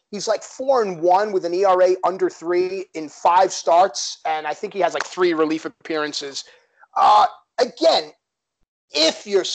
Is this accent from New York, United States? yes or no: yes; New York City, New York, United States; Yeah, listen, I'm from Queens, New York